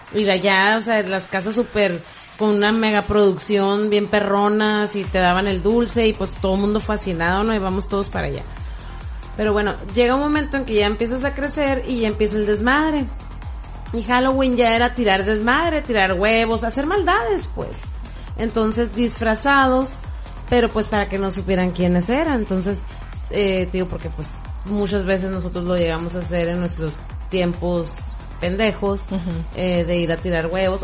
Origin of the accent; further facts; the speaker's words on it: Mexico; nosotros como mexicanos